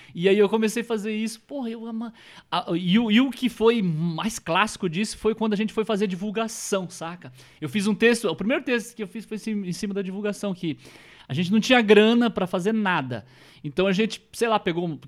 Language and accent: Portuguese; northern Paraná, Brazil; próximo lá de onde eu sou, do norte do estado